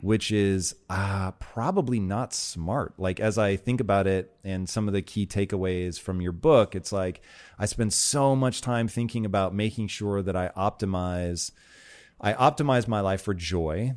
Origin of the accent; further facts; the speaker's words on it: Tacoma, Washington, United States; I grew up in Tacoma, Washington, and Native American um, stuff there is really sort of a part of everyday culture